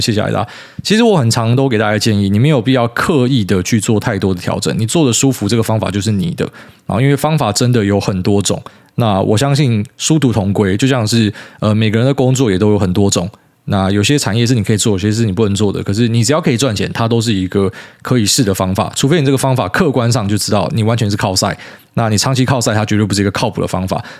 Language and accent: Chinese; Miaoli County, Taiwan; 我们在苗栗长大啊